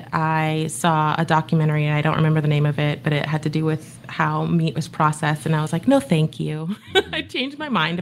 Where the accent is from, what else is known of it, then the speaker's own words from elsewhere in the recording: Southern California, United States; moved away as an adult; now in Savannah, United States; So I was born in Southern California